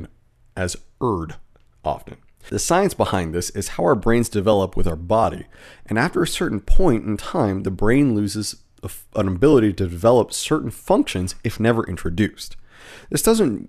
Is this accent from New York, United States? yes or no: no; Southern California, United States; I grew up in Southern California